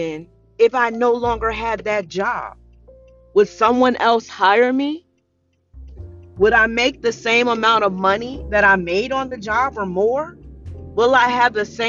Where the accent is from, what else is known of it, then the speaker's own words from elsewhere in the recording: Paterson, New Jersey, United States; moved away; I was born and raised in Paterson, New Jersey. I'm a Jersey girl to the heart